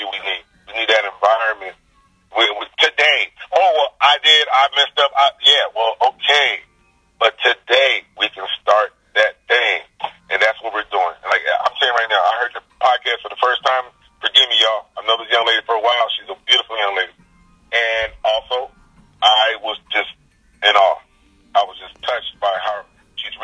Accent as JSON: {"language": "English", "town": "Carson", "region": "California", "country": "United States", "tie": "born or raised there", "also_born_or_lived": "Caribbean / Seattle / New York", "said": "I grew up in South Central. I grew up in between Compton and Long Beach, a city called Carson."}